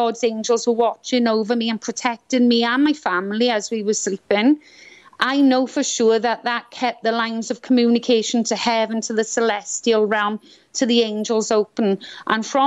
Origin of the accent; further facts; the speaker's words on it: Swansea, Wales, United Kingdom; accent: Welsh; moved away as an adult; also born or lived in Scotland; now in Florida, United States; Swansea. I was born in Swansea, South Wales. And so I'm Welsh, as you can tell maybe by my accent.